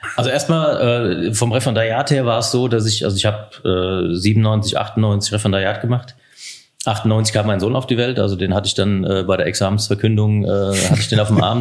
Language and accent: German; Heusenstamm, Hesse, Germany; moved away as an adult; also born or lived in Darmstadt / Biebertal near Giessen; now in Biebertal, Germany; Ich bin in Häusenstamm bei Offenbach groß geworden